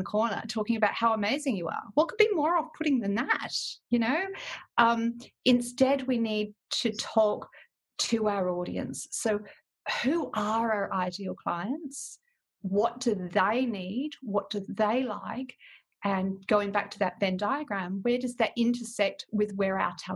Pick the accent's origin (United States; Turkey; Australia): Australia; WA, Western Australia; also born or lived in England; I came back to WA